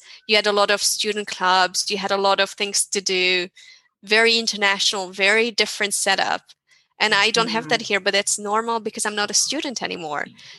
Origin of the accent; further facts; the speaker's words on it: Hungary; So I come from Hungary, which is not that strictly regulated, so to say, but it's more Germanic than Spain, for sure.